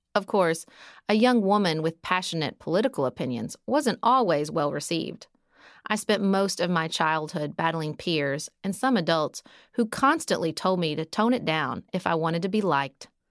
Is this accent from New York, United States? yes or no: no; Paducah, Kentucky, United States; moved away as an adult; also born or lived in Washington, D.C.; move to my hometown of Paducah, Kentucky